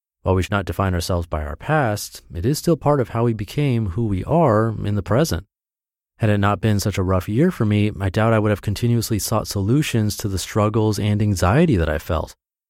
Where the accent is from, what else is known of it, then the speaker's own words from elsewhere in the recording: Ann Arbor, Michigan, United States; now in Minneapolis, United States; I've spent the last week in my hometown of Ann Arbor, Michigan. I'm heading back to Minneapolis today, but I've had a great time visiting family and friends here.